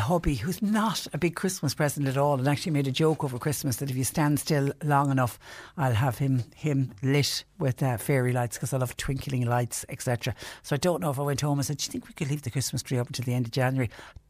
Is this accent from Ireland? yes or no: yes; Bantry, Munster, Ireland; now in Waterford, Ireland; I'm listening in from County Waterford. I'm from Bantry originally.